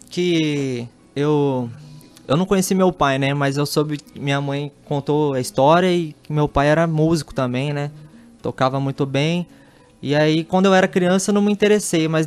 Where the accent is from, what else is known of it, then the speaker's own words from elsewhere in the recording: Itaquiraí, Mato Grosso do Sul, Brazil; born there; Nasci, nasci em Itacuru, aqui na, no interior do estado, aqui. Vim morar aqui em Campo Grande, no Estrela do Sul, ali na Zona